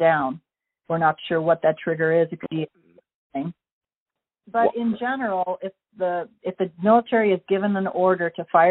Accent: Illinois, United States; I am a state citizen of my birth state of Illinois

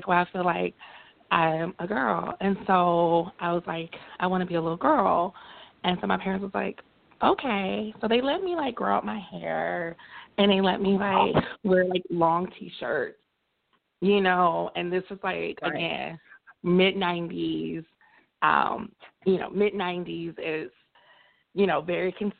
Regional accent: Montgomery, Alabama, United States; I grew up in Montgomery, Alabama, so very deep south.

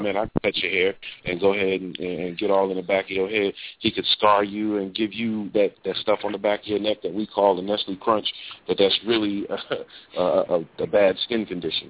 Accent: New Jersey, United States; moved away as an adult; also born or lived in New York / Alabama; I'm from New Jersey

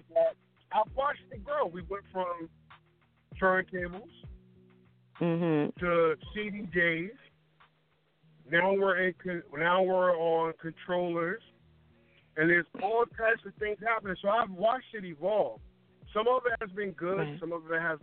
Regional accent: New Haven, Connecticut, United States; Born and raised in New Haven, Connecticut

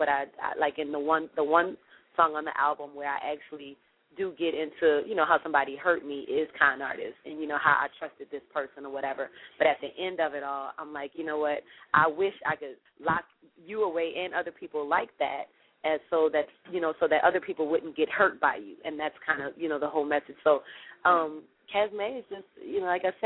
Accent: New Orleans, Louisiana, United States; born and raised in New Orleans, Louisiana

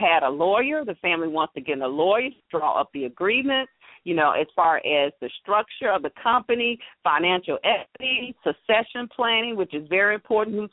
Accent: Atlanta, Georgia, United States; growing up in Atlanta

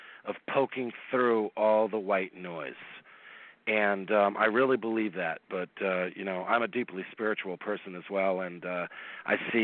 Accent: East Coast, United States; I'm from the East Coast

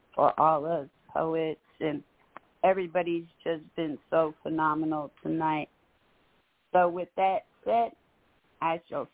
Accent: San Francisco, California, United States; moved away; It is my hometown, and I miss it greatly.

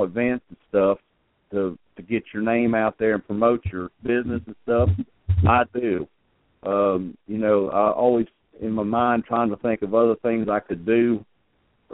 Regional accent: Maryland, United States; now in Sumner County, Tennessee, United States; I'm originally from Maryland

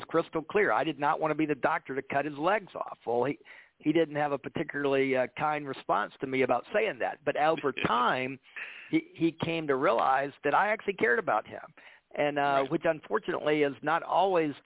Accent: Atlanta, Georgia, United States; moved away as an adult; now in Memphis, United States; I grew up in Atlanta

